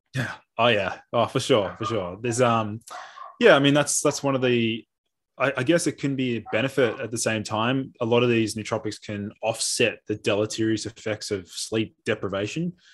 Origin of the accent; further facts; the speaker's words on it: Melbourne, Victoria, Australia; I'm a naturopath from Melbourne.